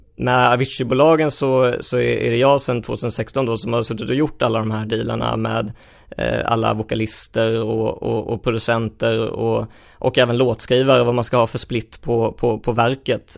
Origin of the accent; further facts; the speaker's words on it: Helsingborg, Skåne, Sweden; jag växte upp i Helsingborg